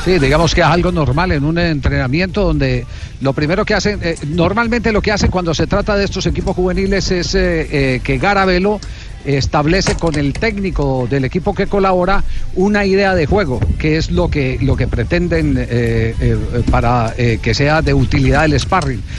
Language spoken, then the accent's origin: Spanish; Colombia; acá en Colombia